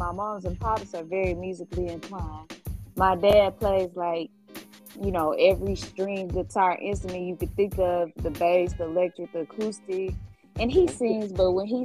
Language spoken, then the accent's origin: English; Jacksonville, Arkansas, United States; also born or lived in Little Rock, Arkansas; I was raised most of my life in Jacksonville, Arkansas